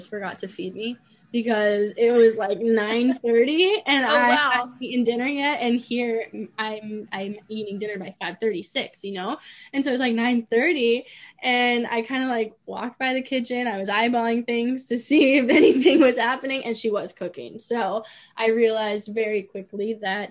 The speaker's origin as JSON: {"language": "English", "country": "United States", "moved": "as an adult", "lives_now": "Spain", "said": "being an American does follow me."}